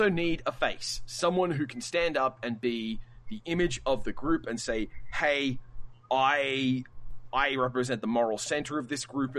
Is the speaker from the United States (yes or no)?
no; Australia; I'm Australian